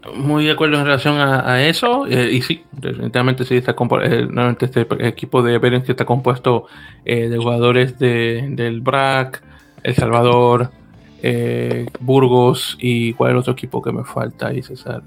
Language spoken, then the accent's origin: Spanish; Santo Domingo, Distrito Nacional, Dominican Republic; now in United States; el San Carlos que, bueno, como mencioné, es el nombre de mi, de mi barrio en República Dominicana